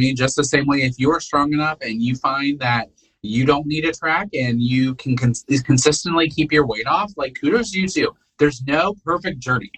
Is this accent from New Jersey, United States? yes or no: no; Rensselaer, Indiana, United States; moved away as an adult; now in Alabama, United States; I was from Rensselaer, Indiana